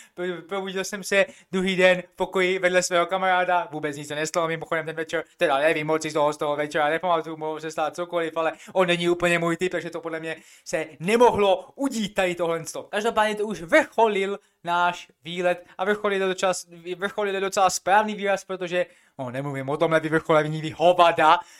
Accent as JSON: {"language": "Czech", "country": "Czechia", "said": "jsem Čech"}